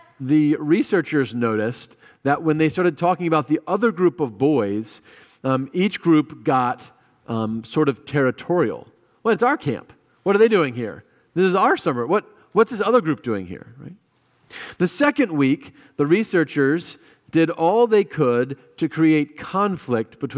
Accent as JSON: {"language": "English", "country": "United States", "said": "I am an American, and that's a big group I'm a part"}